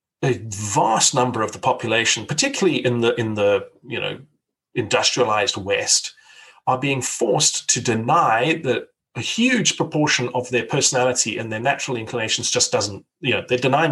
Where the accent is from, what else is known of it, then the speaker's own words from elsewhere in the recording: South Africa; I grew up in South Africa